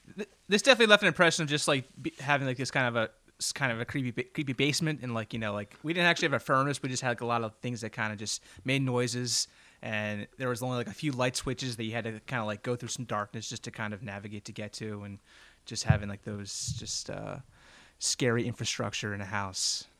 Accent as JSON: {"language": "English", "town": "Philadelphia", "region": "Pennsylvania", "country": "United States", "tie": "born or raised there", "said": "growing up in Roxborough, Pennsylvania"}